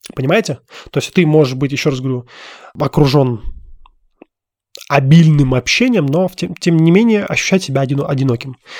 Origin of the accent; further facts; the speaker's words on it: Russia; moved away as an adult; now in Armenia; я все равно родился и вырос в России. И там моя родина